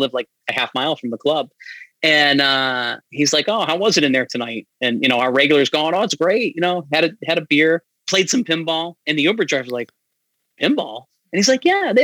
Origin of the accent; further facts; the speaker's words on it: Amherst, Massachusetts, United States; also born or lived in Springfield, Massachusetts; I grew up in Amherst and the Springfield area.